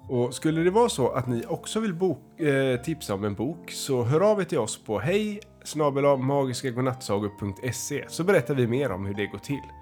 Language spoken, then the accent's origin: Swedish; Älvängen, Västra Götaland, Sweden; jag är från Älvängen och jag är sju år.